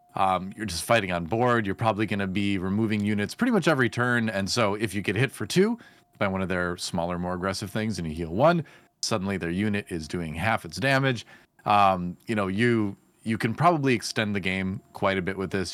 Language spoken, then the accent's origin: English; Wisconsin, United States; I was growing up in Wisconsin